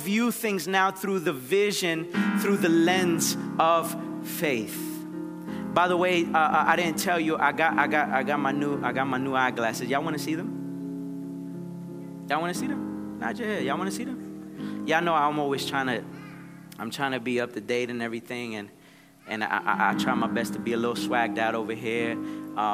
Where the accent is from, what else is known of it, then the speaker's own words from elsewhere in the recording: Nicaragua; moved away; I'm from Nicaragua.